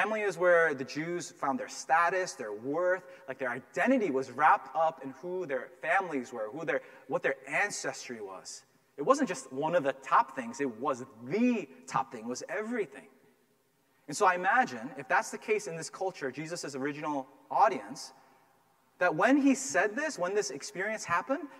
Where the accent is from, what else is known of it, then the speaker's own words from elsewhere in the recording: Massachusetts, United States; I grew up here in Massachusetts, and I grew up in a town where there were very few minorities